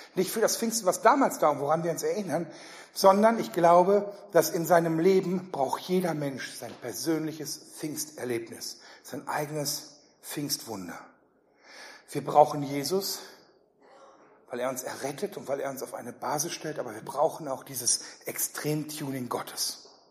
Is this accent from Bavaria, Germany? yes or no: no; Ruhr area, North Rhine-Westphalia, Germany; ich komme eher so aus Richtung Ruhrgebiet